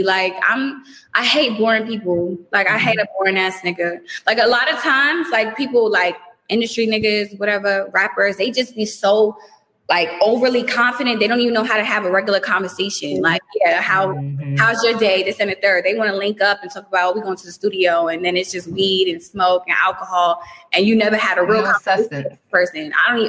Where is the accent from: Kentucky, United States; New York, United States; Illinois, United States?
New York, United States; I mean, but you know, I'm from New York.